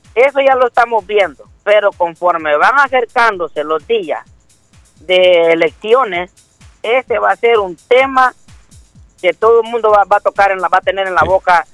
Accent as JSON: {"language": "Spanish", "country": "El Salvador", "moved": "yes", "said": "yo soy del Salvador"}